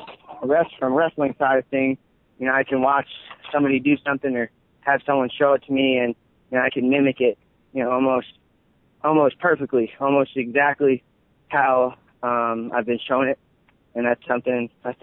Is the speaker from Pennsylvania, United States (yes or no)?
yes; Philadelphia, Pennsylvania, United States; I live right outside of Philly. My parents grew up in Philly